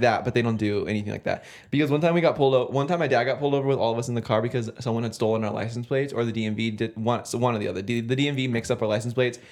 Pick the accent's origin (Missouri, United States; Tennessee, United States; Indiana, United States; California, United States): California, United States; moved away; I'm from California